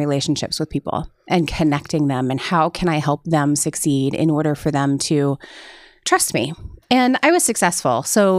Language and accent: English; Cedar Rapids, Iowa, United States; So I was born in Cedar Rapids.